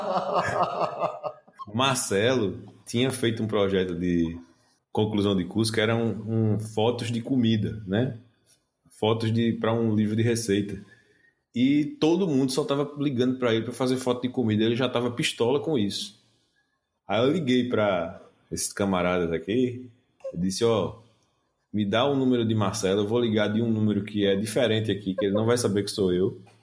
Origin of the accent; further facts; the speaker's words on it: Northeast Region, Brazil; accent: Nordestino; a gente é do Nordeste pelo sotaque